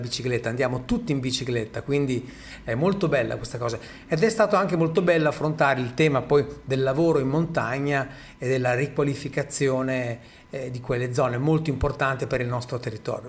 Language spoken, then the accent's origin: Italian; Emilia-Romagna, Italy; Noi in Romagna, io sono romagnolo